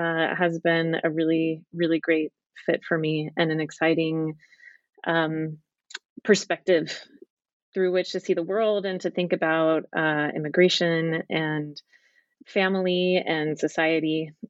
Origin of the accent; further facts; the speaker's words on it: Dallas, Texas, United States; moved away as an adult; also born or lived in England / Utah; now in Southern California, United States; I grew up in Dallas, Texas, and I was determined to leave as soon as I could and left when I was 18 and went to college in California.